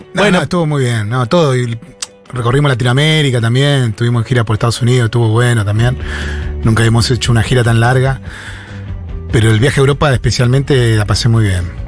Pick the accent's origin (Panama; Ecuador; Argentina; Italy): Argentina; La Plata, Buenos Aires Province; somos con Willy de Barrio Jardín, que es en las afueras de La Plata, casi pegado a, Berizo